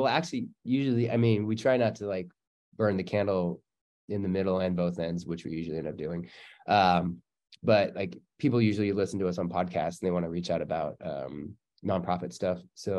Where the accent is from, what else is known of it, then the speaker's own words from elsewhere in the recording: Canada; I'm Canadian. Of course I'm polite.